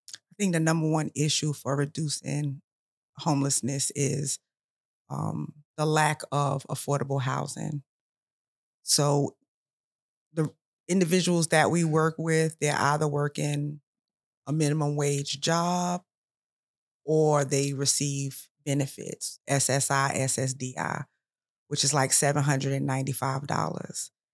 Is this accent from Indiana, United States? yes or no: no; New York, United States; also born or lived in South Carolina; now in Columbia, South Carolina, United States; I'm originally from New York